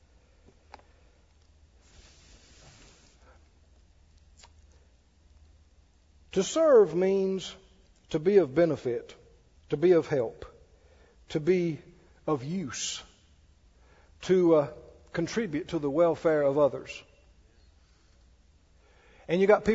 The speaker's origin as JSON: {"language": "English", "region": "Mississippi", "country": "United States", "tie": "born or raised there", "said": "I grew up down in Mississippi."}